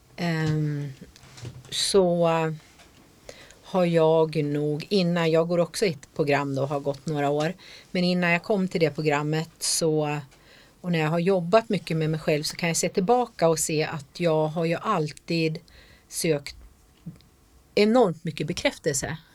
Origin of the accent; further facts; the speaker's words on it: Jämtland, Sweden; jag kommer ju från Jämtland